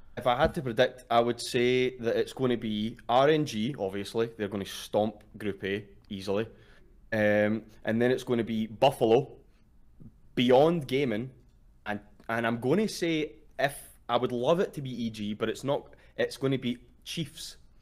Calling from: Glasgow, Scotland, United Kingdom; I'm calling from Glasgow, Scotland

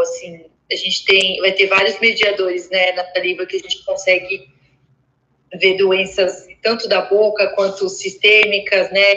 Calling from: Vinhedo, São Paulo, Brazil; eu falo de Vinhedo, interior de São Paulo, perto de Campinas

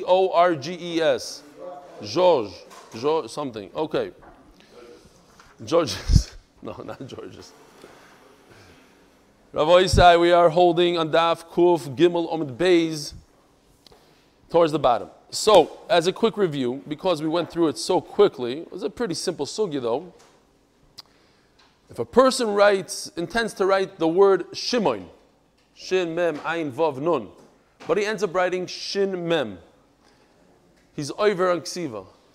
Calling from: Brazil; Dear Reb Eli, I'm writing from Brazil. That's why it's special. Brazil.

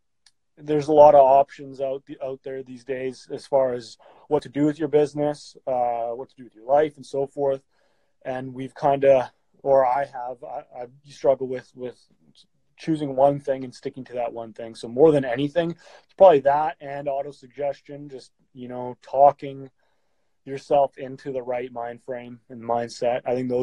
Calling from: Calgary, Alberta, Canada; I'm coming from Calgary, Alberta.

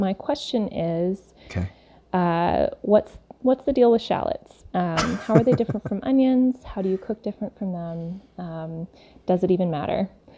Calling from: North Carolina, United States; I'm calling from North Carolina.

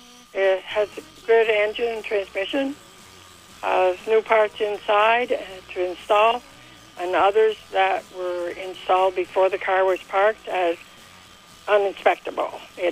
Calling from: Moncton, New Brunswick, Canada; I'm calling from Moncton.

